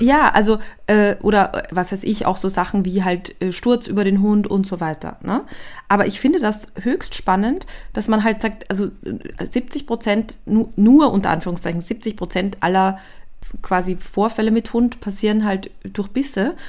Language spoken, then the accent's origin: German; Austria; ich komme aus Österreich